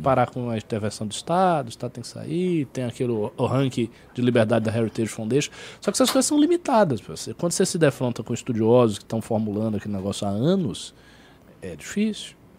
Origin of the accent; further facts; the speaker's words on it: Brazil; eu sou brasileiro